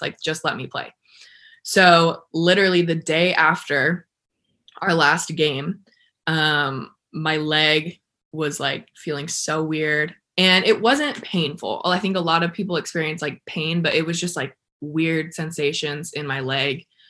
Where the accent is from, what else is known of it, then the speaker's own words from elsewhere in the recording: El Paso, Texas, United States; also born or lived in Arizona; I'm from El Paso, Texas